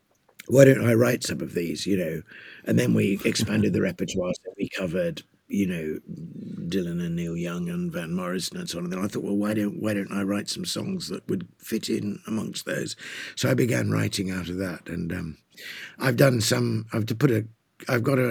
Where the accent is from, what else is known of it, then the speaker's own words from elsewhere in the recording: England, United Kingdom; I'm an Englishman of a certain generation.